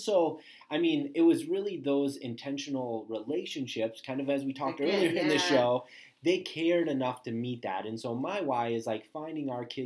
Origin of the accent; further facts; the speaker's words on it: Marion, United States; growing up in Marion, a small school, K-12, all in one building